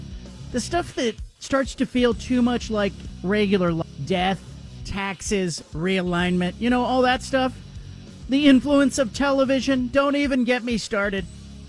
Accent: Bay Area, California, United States; when I was a kid growing up in the Bay Area

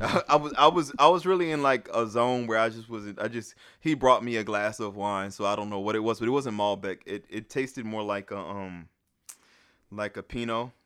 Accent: New Orleans, Louisiana, United States; growing up in New Orleans

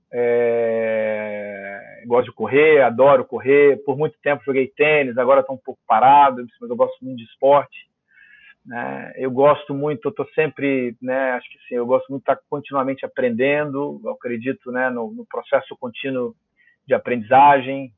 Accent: Vitória, Espírito Santo, Brazil; eu sou capixaba

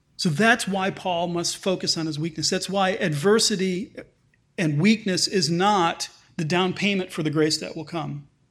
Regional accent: United States; as Western American middle class citizens

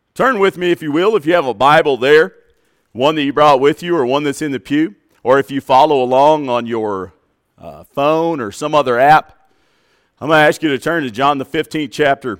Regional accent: Plainview, Texas, United States; Growing up in Plainview, Texas

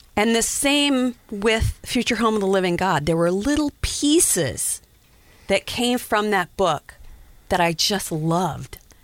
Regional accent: Wyoming, United States; I'm from Wyoming, so I had been around Native Americans for a long time

